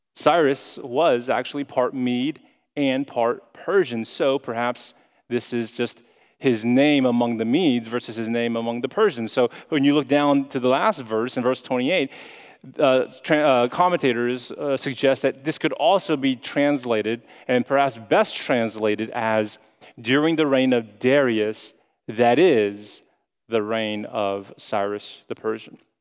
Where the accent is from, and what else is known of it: United States